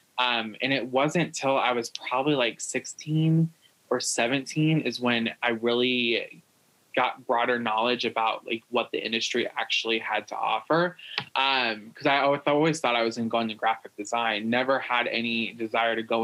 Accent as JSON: {"language": "English", "region": "Iowa", "country": "United States", "tie": "born or raised there", "said": "my hometown. I'm in Iowa."}